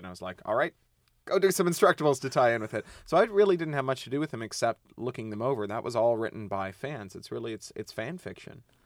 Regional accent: Ontario, Canada; I come from Ontario where we mine uranium.

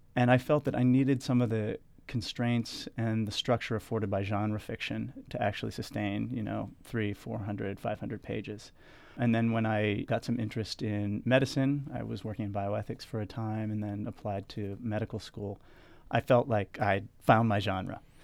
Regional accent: York, Pennsylvania, United States; moved away; also born or lived in Washington, D.C.; grew up in York, Pennsylvania, which is about forty minutes north of Baltimore

